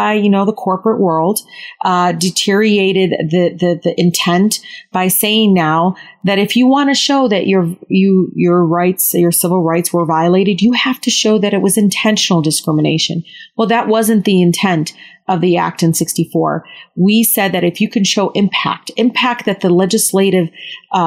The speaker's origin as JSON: {"language": "English", "town": "Detroit", "region": "Michigan", "country": "United States", "tie": "born or raised there", "said": "I grew up in Southwest Detroit"}